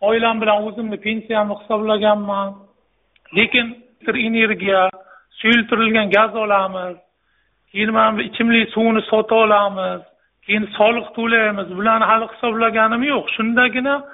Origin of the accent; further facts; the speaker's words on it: Qarshi, Qashqadaryo Region, Uzbekistan; o'zim qarshi shahrida tug'ilib qarshi shahrida o'sib katta bo'lganman